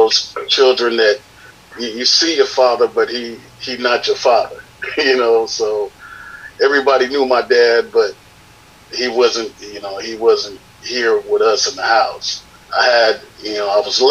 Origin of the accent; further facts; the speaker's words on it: Vallejo, California, United States; now in Sacramento, United States; from Vallejo. Live in Sacramento now